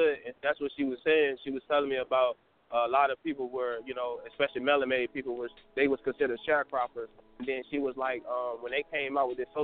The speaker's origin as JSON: {"language": "English", "country": "United States", "said": "I'm American. My people, my lineage is here."}